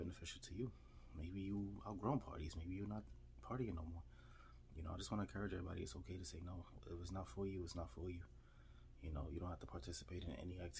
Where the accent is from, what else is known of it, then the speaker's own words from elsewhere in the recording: New York City, New York, United States; I'm from New York City